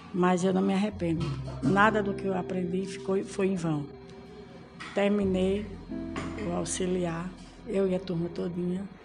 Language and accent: Portuguese; Brazil; sou brasileira